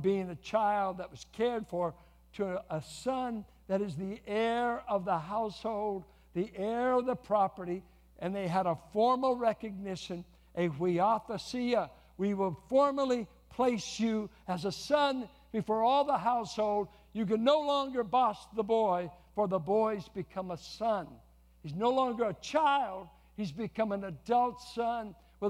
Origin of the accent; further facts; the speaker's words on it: California, United States; we're from California